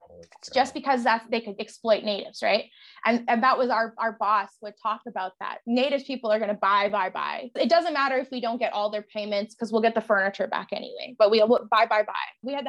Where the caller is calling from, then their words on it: Lloydminster, Saskatchewan, Canada; I'm tuning in from Treaty 6 from the border city of Canada, Lloydminster. I'm about a couple skips away from Alberta right now. I'm actually in Saskatchewan, fun fact.